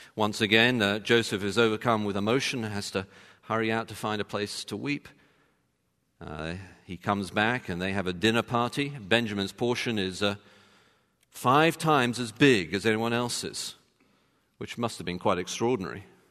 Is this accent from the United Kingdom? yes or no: yes; England, United Kingdom; as an Englishman